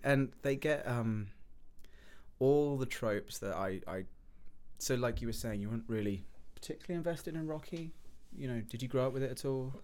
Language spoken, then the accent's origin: English; England, United Kingdom; moved away as an adult; now in United States; I'm from England